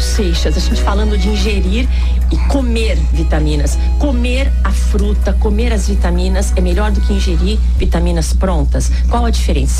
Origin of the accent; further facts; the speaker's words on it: Northeast Brazil, Brazil; now in Guarujá, Brazil; Eu tenho 62 anos e sou nordestina. Como uma boa nordestina